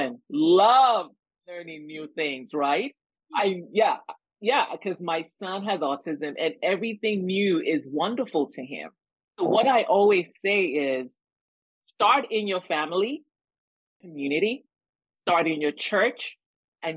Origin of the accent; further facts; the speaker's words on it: Nigeria; moved away; identify as an African woman because I was born and raised in Nigeria, West Africa.